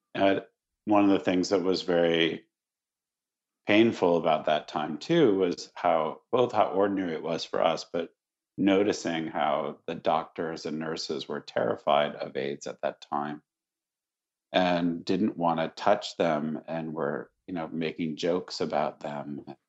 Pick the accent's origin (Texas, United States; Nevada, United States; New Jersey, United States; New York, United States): New York, United States; Syracuse; I grew up in Syracuse, New York